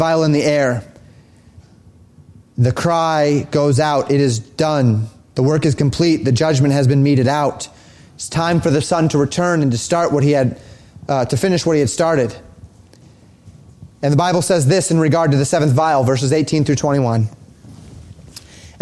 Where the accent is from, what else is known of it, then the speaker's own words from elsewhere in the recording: Colorado, United States; moved away; I grew up in Colorado